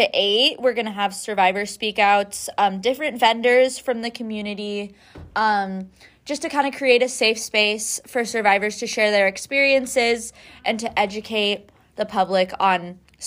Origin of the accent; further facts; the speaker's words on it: Humboldt, California, United States; moved away; I'm from Humboldt